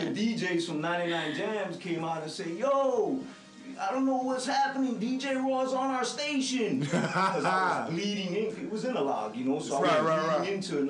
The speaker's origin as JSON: {"language": "English", "town": "Bronx", "region": "New York", "country": "United States", "lives_now": "Miami, United States", "said": "I moved out here from the Bronx in like 1974, and you know, I was loving the music out here."}